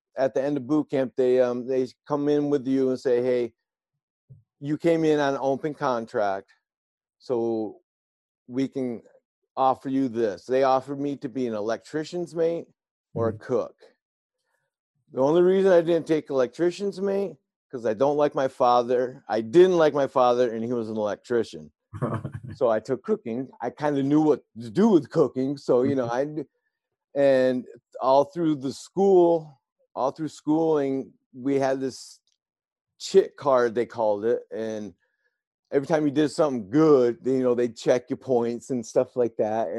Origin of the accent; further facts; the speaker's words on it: New York, United States; moved away; my hometown is really small back in New York. It's like 3,000 people.